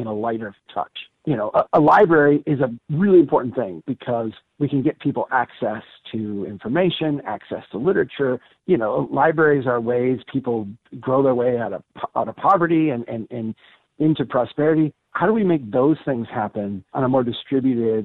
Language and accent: English; central Minnesota, United States; my hometown here in central Minnesota